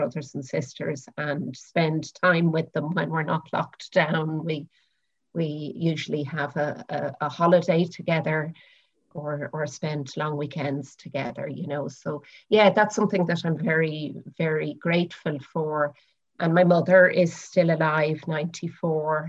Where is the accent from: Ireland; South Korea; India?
Ireland; Dublin, Leinster; moved away as an adult; now in Naas, Ireland; I am currently living in Naas in County Kildare, but I grew up on the north side of Dublin, in Raheny and Clontarf.